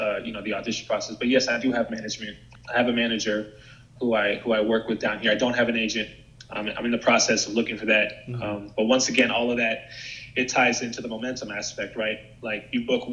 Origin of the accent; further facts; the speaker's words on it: San Francisco Bay Area, California, United States; moved away as an adult; now in Los Angeles, United States; I'm from San Francisco Bay Area.